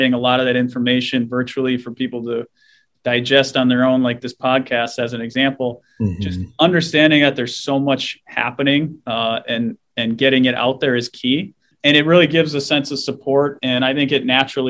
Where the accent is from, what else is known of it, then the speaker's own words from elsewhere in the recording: Minnesota, United States; I'm a Minnesotan born and raised, still here.